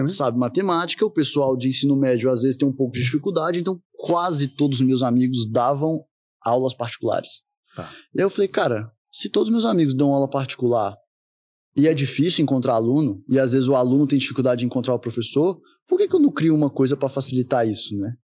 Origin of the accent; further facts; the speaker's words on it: Brasília, Federal District, Brazil; Nasci em Brasília, minha família é toda de lá